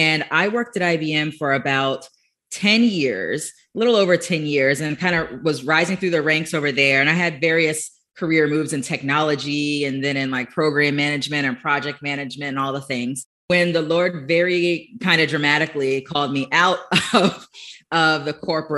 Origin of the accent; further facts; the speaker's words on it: Florida, United States; born and raised in Florida